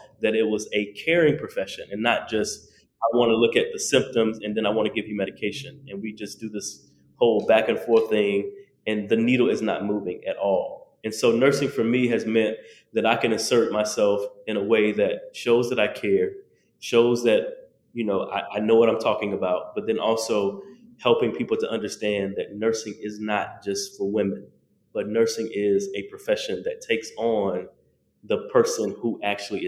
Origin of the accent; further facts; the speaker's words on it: the South, United States; me being a Southerner from the South